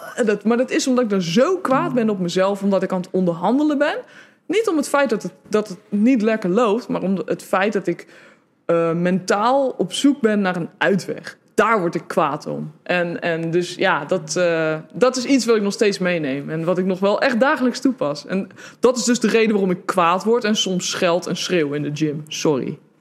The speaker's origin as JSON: {"language": "Dutch", "country": "Netherlands", "said": "als Hollander"}